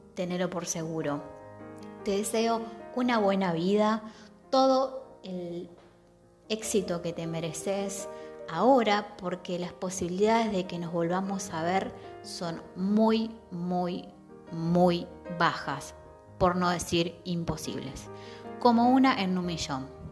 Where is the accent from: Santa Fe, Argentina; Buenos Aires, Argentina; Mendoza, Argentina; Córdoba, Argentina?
Santa Fe, Argentina; moved away; also born or lived in southern Argentina; mi ciudad natal, estoy en Santa Fe.